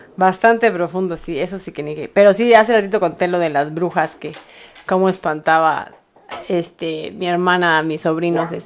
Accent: Mexico; somos los mexicanos

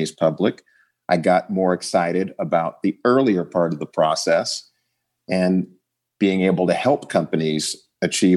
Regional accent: Oakland, California, United States; also born or lived in Virginia / Chicago; I grew up in the Bay Area in Oakland, California

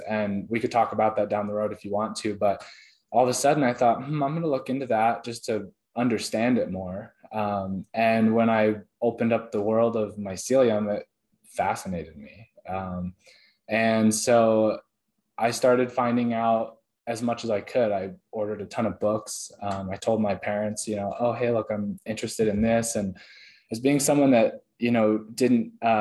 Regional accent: Oregon, United States; I grew up in Oregon

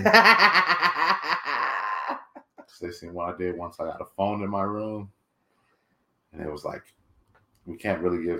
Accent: United States; I'm American

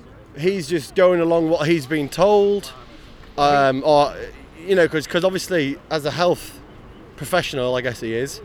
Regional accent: Yorkshire and the Humber, United Kingdom; moved away; I'm from Yorkshire too.

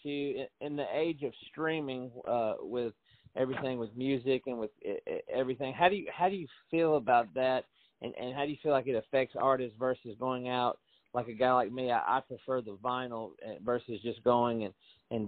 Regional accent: Tennessee, United States; I'm born and raised in Tennessee

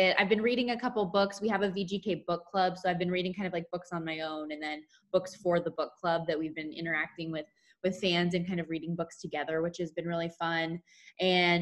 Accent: Las Vegas, Nevada, United States; work in my hometown

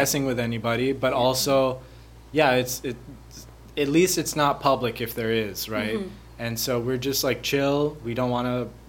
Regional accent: Costa Rica; a lot of people will come and target Costa Rica because they know how chill we are.

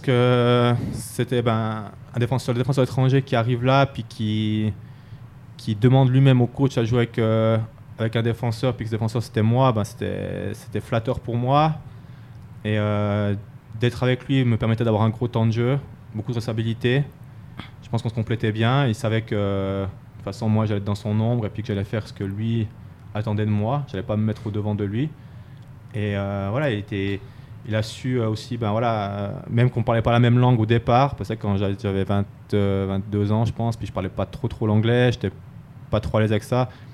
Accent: Fribourg, Switzerland; moved away as an adult; also born or lived in Ajoie; Fribourg, ça reste particulier parce que quand même, euh, c'est là d'où je viens, c'est là que j'ai grandi.

